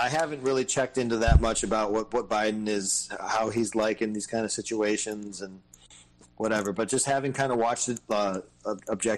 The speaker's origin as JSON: {"language": "English", "town": "Detroit", "region": "Michigan", "country": "United States", "tie": "born or raised there", "said": "we grew up in Detroit"}